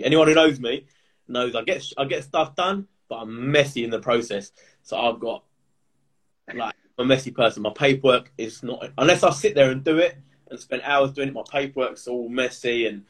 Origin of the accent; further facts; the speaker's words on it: Essex, East of England, United Kingdom; I'm from Essex